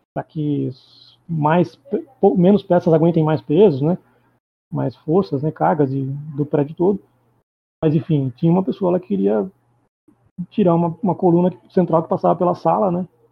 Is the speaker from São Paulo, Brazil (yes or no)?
yes; Itapetininga, São Paulo, Brazil; now in São Paulo, Brazil; Eu sou de São Paulo, eu sou de Itapetininga, do interior do sul do estado de São Paulo, mas eu vivo em São Paulo faz uns quase 20 anos.